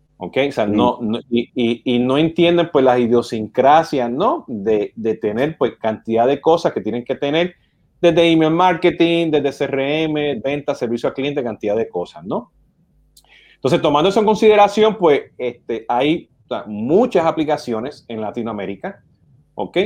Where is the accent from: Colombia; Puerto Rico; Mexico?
Puerto Rico; siendo puertorriqueño o boricua, como nos dicen